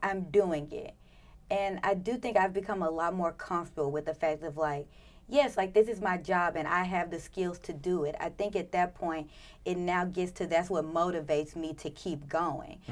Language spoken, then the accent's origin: English; Memphis, Tennessee, United States; moved away; I'm from Memphis, so about five, six hours away